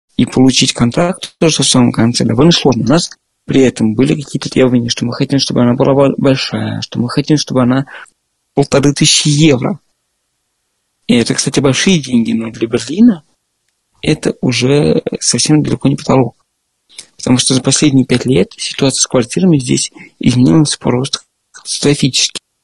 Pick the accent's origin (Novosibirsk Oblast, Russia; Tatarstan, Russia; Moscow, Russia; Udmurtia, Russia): Moscow, Russia; moved away as an adult; now in Berlin, Germany; Я из Москвы. Я там родился и всю жизнь жил до этого